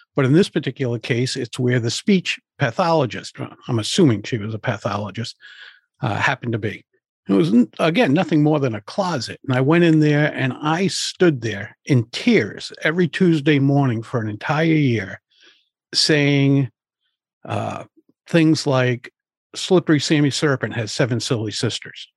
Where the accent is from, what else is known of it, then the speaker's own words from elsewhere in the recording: Providence, Rhode Island, United States; I grew up in Providence, Rhode Island. I live just outside of Providence now